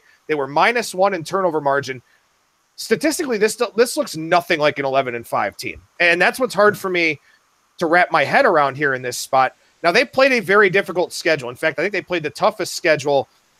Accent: Cleveland, Ohio, United States; I'm from Cleveland.

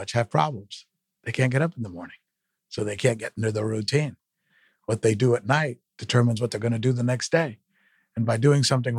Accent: South Florida, United States; moved away as an adult; also born or lived in Minnesota; I'm from South Florida. My parents had no money

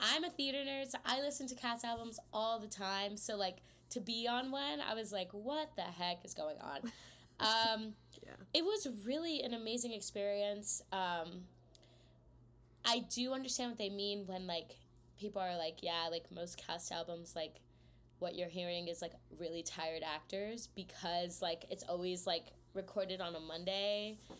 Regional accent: Houston, Texas, United States; also born or lived in New Jersey; I was born in New Jersey, but I moved to Texas when I was really young, so I'm a Texan, but not really.

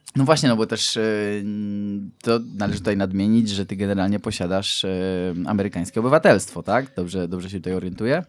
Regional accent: Poland; jestem z Polski

